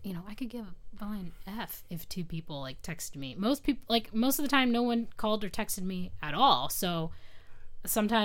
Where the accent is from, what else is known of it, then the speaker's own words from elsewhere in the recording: United States; also born or lived in Morocco; weird American girl